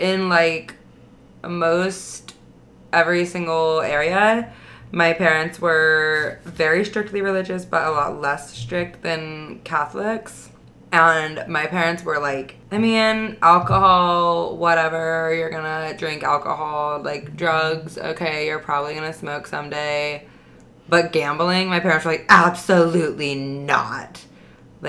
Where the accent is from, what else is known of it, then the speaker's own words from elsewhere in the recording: the Bible Belt, United States; I was raised in the Bible Belt